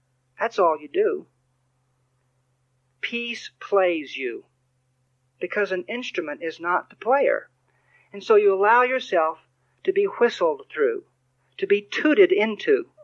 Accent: Texas, United States; I'm from Texas

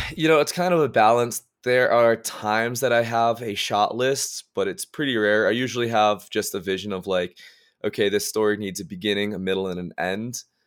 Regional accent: Massachusetts, United States; moved away as an adult; now in Park City, United States; I grew up in Massachusetts

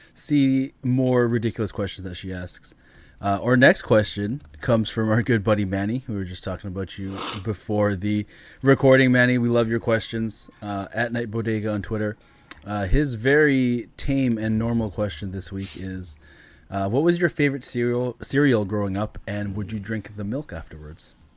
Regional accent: Canada; as a Canadian kid growing up in Canada

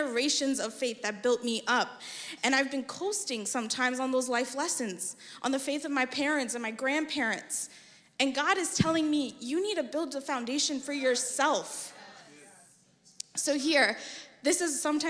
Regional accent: New York, United States; now in Texas, United States; I hail from New York

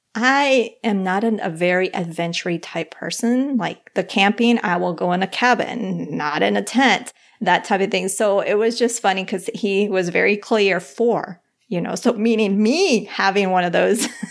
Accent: Bogotá, Colombia; I was born in Bogota, Colombia

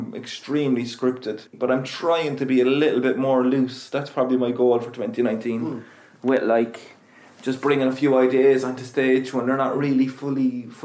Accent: Cork, Munster, Ireland; also born or lived in Edinburgh; I did Corked, which was kind of about growing up in Knocknaheeny

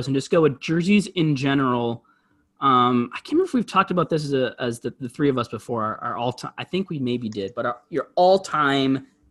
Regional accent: Minnesota, United States; being a Minnesotan

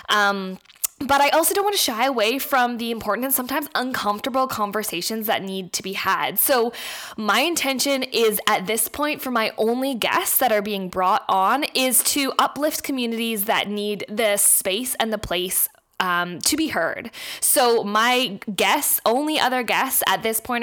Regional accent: Vancouver, British Columbia, Canada; moved away; also born or lived in Australia; I was born in Vancouver, Canada, but my family is all Australian

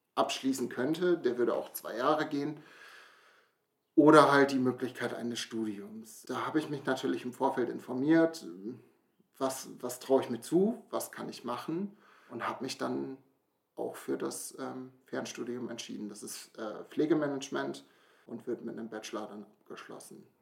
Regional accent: near Brake, Lower Saxony, Germany; Komme hier aus der Nähe von Brake, bin auch hier aufgewachsen

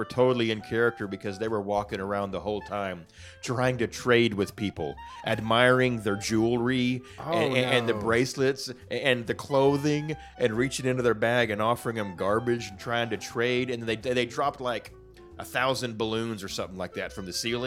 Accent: Arkansas, United States; I'm from Arkansas.

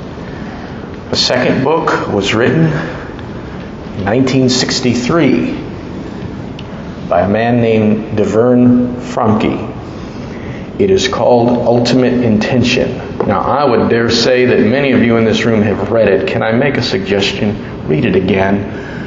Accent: United States

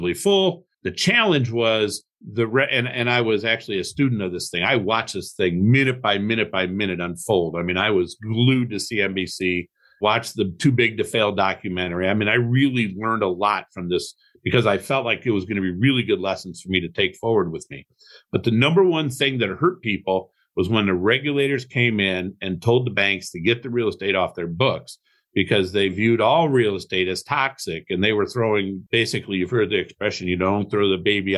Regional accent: Toledo, Ohio, United States; also born or lived in Cleveland, Ohio; I grew up in Toledo, Ohio. Moved to Cleveland in 1991

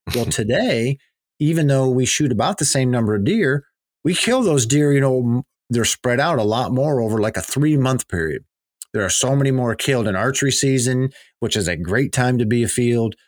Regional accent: Pennsylvania, United States; growing up in Pennsylvania

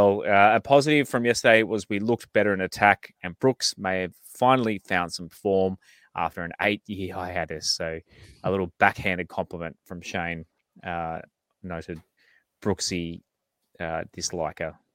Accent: Central Coast, New South Wales, Australia; I grew up on the Central Coast

